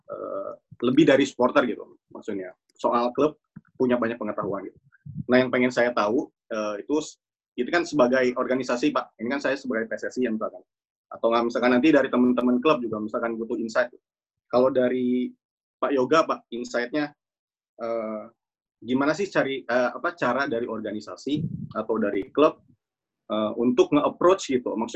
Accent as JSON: {"language": "Indonesian", "town": "Bandung", "region": "West Java", "country": "Indonesia", "said": "Saya kan orang Bandung juga gitu, jadi lah gitu."}